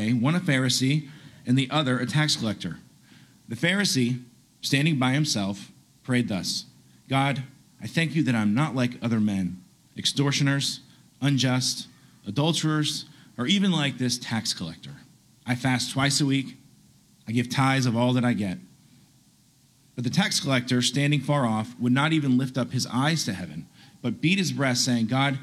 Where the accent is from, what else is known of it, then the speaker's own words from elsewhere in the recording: Chattanooga, Tennessee, United States; I'm originally from Chattanooga